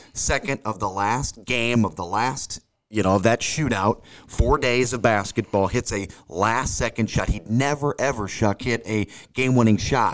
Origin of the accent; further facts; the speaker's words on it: St. Louis, Missouri, United States; moved away as an adult; now in Quincy, United States; I grew up in Saint Louis and, and I've lived here now for twenty years